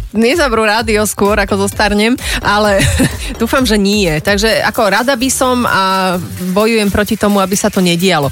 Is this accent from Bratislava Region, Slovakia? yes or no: yes; Bratislava, Bratislava Region, Slovakia; ja som bola z prievozu